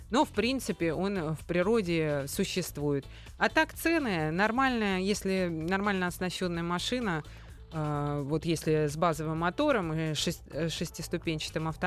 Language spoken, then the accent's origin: Russian; Grozny, Chechnya, Russia; Именно, я из Грозного.